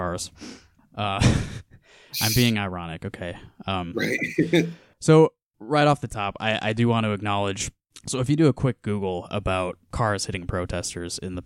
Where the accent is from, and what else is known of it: Iowa, United States